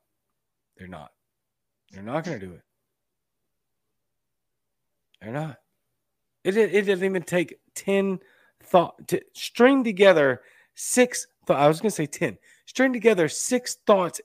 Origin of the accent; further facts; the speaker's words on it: Louisiana, United States; my home state sports teams